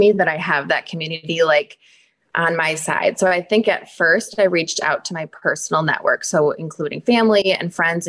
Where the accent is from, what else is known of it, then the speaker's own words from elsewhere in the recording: Wisconsin, United States; I was born and raised in Wisconsin